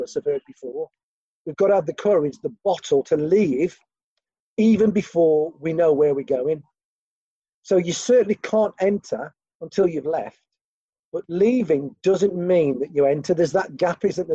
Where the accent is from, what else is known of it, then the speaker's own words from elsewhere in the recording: Gornal, West Midlands, United Kingdom; I'm from Gornal.